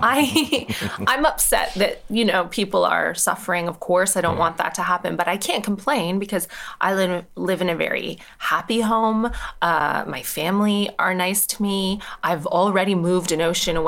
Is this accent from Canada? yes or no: yes; Canada; moved away as an adult; now in United Kingdom; My dad's Irish, and I grew up in Canada, so I don't have an Irish accent